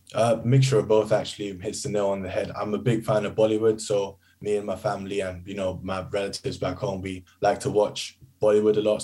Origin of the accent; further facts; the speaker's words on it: United Kingdom; I'm British Asian